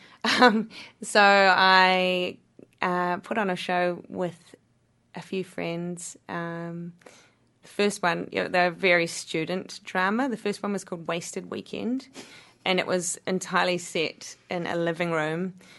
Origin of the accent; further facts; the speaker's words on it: Wanaka, Otago, New Zealand; Wanaka is my hometown